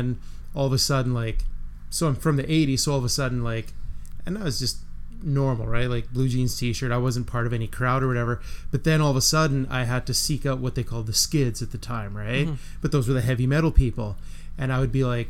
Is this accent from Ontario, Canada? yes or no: no; Melville, Saskatchewan, Canada; I'm from Melville